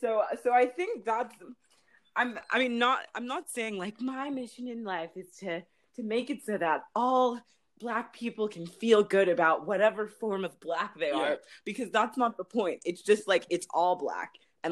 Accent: Los Angeles, California, United States; also born or lived in New York; I was born in New York and, like, have, you know, pretty strong roots in New York. My parents are both Caribbean. My dad is from Belize and my mom is from Haiti. And then we moved to LA when I was six. So, and, like, L.A. as in, like, View Park, Baldwin Hills area. And I actually still live there.

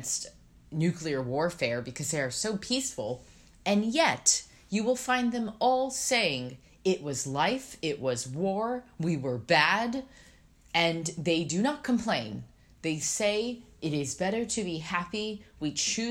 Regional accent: San Diego, California, United States; now in New York, United States; I'm from San Diego.

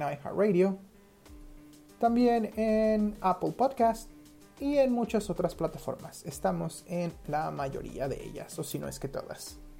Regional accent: Mexico City, Mexico

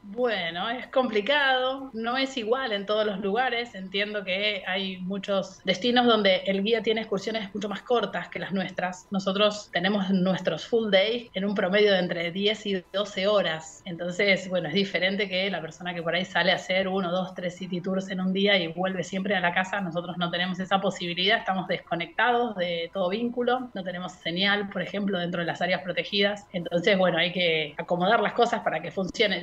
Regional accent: Mar del Plata, Buenos Aires Province, Argentina; moved away as an adult; also born or lived in Puerto Madryn, Chubut; now in Chubut, Argentina; nací en Mar del Plata y fui al colegio alemán toda mi vida

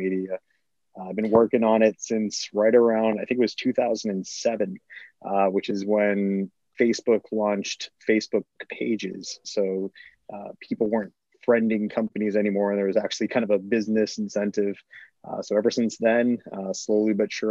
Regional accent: Boston, Massachusetts, United States; moved away as an adult; also born or lived in Miami; born and raised in Boston, Massachusetts

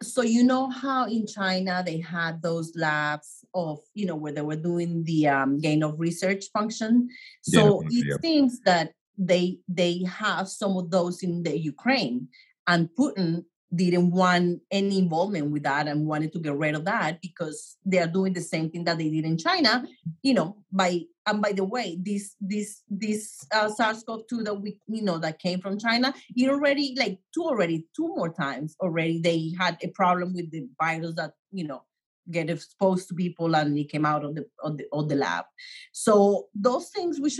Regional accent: Colombia; now in New York, United States; I grew up in Colombia

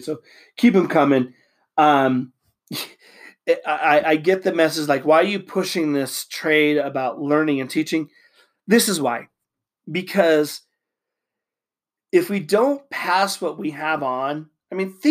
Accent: Utah, United States; I'm from Utah.

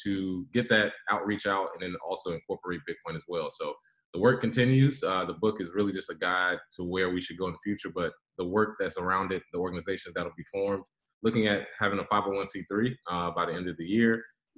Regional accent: United States; I am a Black American with roots from Native Americans, the Lumbee and Cherokee tribes.

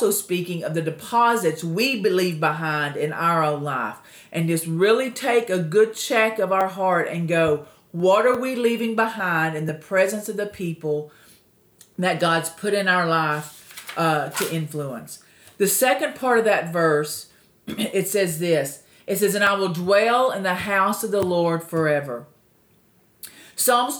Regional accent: Texas, United States; I'm originally from Texas

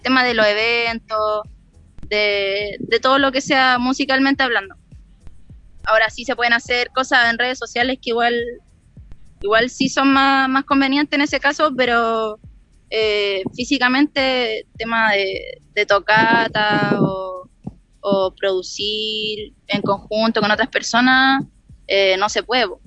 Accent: Villa Alemana, Valparaíso, Chile; also born or lived in Quilpué; Yo soy de Villa Alemana. Ya. Soy de Villa Alemana. Nací en Quilpué, pero vivo en Villa Alemana

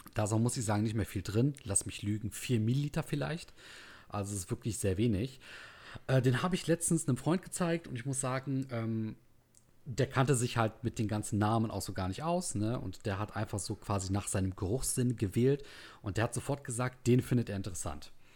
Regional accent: the North, Northern Germany, Germany; hier bei uns im Norden

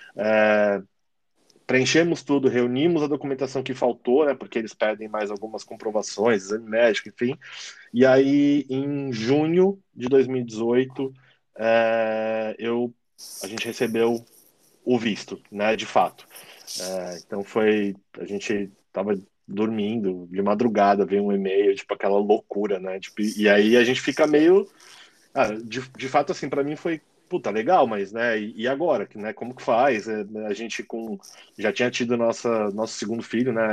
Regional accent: São Paulo, Brazil; moved away as an adult; now in Australia; Eu sou de São Paulo, né? A gente é de São Paulo

